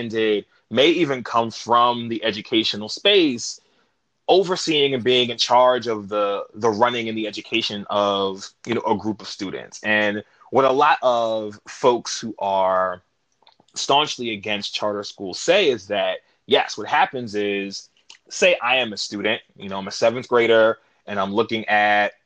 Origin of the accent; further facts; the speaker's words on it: New York City, New York, United States; I'm from New York. I'm from Queens originally